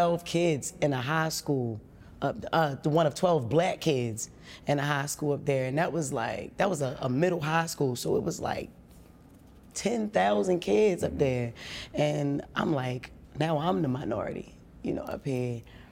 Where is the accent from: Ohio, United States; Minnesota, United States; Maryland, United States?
Maryland, United States; Baltimore; also born or lived in Pennsylvania; I did grow up West Baltimore City in the streets